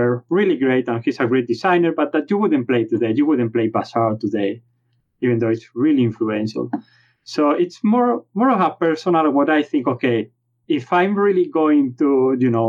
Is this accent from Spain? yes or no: yes; Spain; accent: Spanish; English is a second language; my Spanish accent.